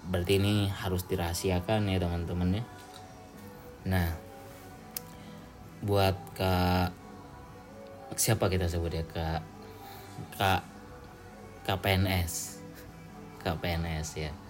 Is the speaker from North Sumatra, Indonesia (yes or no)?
yes; Medan, North Sumatra, Indonesia; betul aku juga orang Medan ya jadi bukan kasar tapi lebih ke apa ya kita emang belak belakan aja